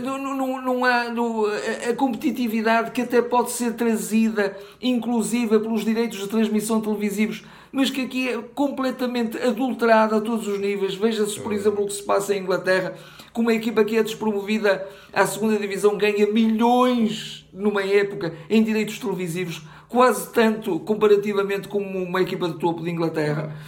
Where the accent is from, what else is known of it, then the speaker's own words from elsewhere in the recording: Portugal; eu, eu sou português, sou cidadão deste país